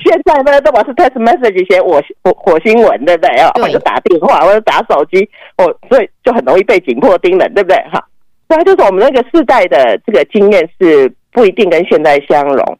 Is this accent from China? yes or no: no; Taiwan; moved away as an adult; now in United States; 我们从台湾来